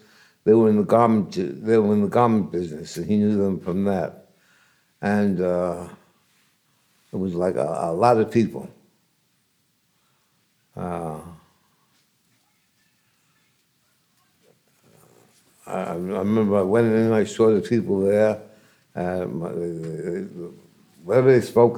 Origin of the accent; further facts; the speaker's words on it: New York City, New York, United States; also born or lived in Kearney, Nebraska / Manhattan, New York; I was raised in Brooklyn, in Williamsburg. And then I moved to Flatlands